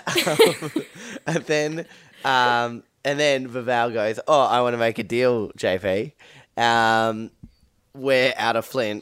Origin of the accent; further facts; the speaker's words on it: Perth, Western Australia, Australia; I grew up in Perth